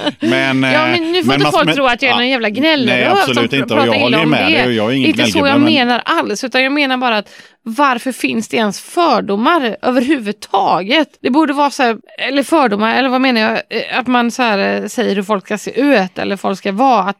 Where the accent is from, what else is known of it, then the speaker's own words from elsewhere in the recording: Varberg, Halland County, Sweden; moved away; Men det har vi väldigt mycket hemma i Varberg.